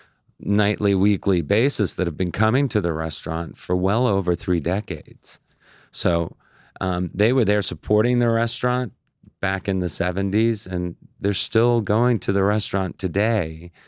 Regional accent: Oceanside, New York, United States; I grew up on the South Shore of Long Island in Oceanside.

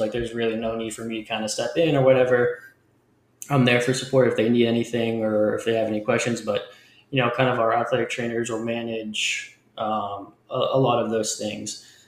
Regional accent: Leominster, Massachusetts, United States; I grew up just outside of Boston um, in a smaller city, Leominster, Massachusetts

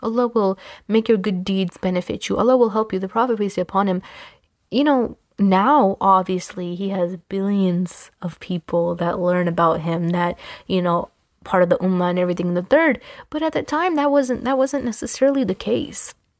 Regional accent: Pakistan; I'm Pakistani

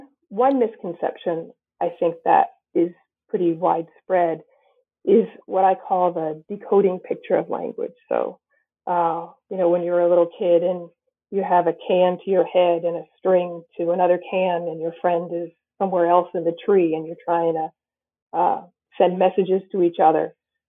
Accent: New Bedford, Massachusetts, United States; born or raised there

